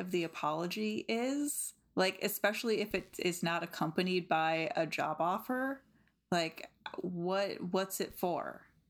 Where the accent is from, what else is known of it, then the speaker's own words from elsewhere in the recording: Midwest, United States; I'm from the Midwest.